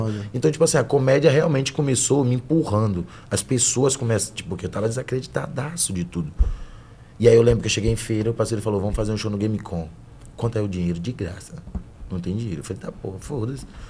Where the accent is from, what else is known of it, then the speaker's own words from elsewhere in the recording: Salvador, Bahia, Brazil; moved away as an adult; now in São Paulo, Brazil; de Brotas, né? Em Salvador